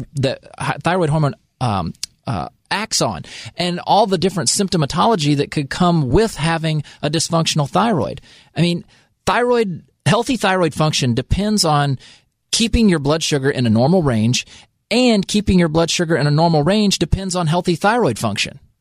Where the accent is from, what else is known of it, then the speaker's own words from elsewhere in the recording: United States; I'm only American.